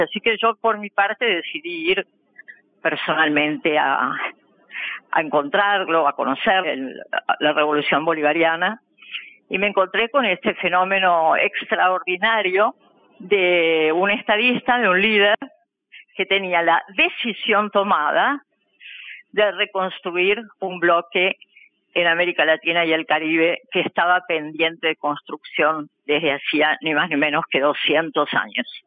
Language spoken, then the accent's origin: Spanish; Argentina; nosotros como argentinos